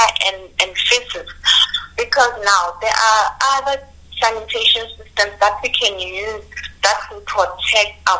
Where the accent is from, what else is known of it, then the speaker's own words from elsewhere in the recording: Limpopo, South Africa; I'm originally from Limpopo